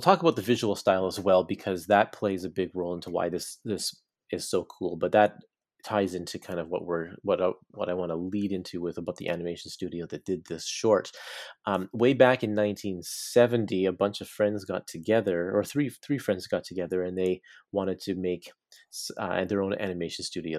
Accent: Burnaby, British Columbia, Canada; in my hometown of Burnaby, British Columbia

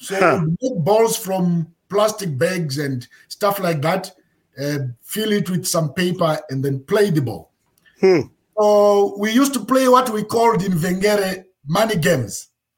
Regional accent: Zimbabwe; born there; Like I say, I was born in Zimbabwe in the 70s, like 1970 to be precise. That's when I was born in Zimbabwe.

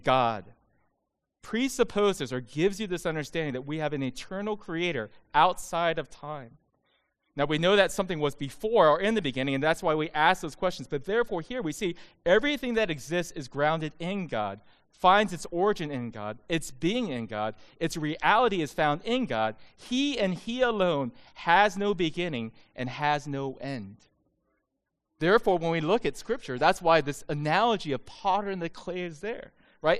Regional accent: United States; I'm Asian American

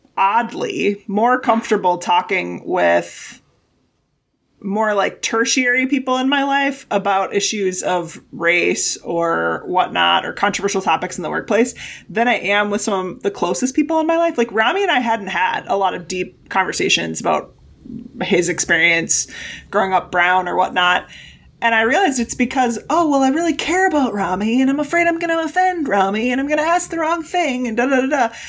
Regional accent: Wisconsin, United States; I grew up in Wisconsin

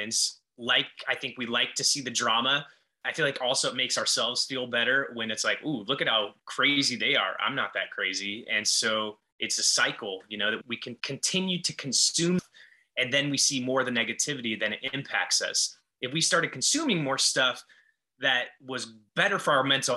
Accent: Los Angeles, California, United States; moved away as an adult; also born or lived in Ventura, California; now in Austin, United States; I grew up in Los Angeles

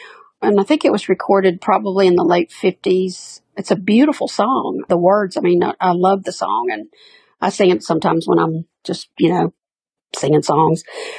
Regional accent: Birmingham, Alabama, United States; I was born here in Birmingham.

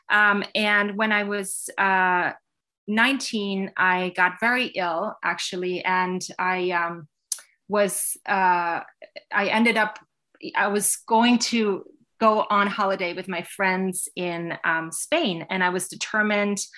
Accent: New York, United States; now in Connecticut, United States; before I moved here, I had spent my teen years in Westchester County, New York.

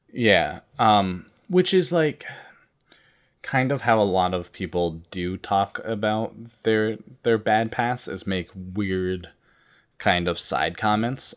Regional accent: Vermont, United States; I grew up in Vermont

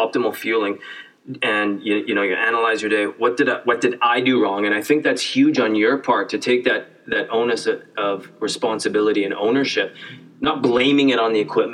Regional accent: Canada; I grew up in Canada

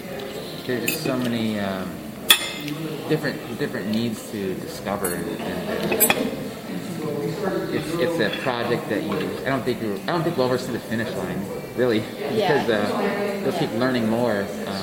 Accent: Midwest, United States; I'm from the Midwest.

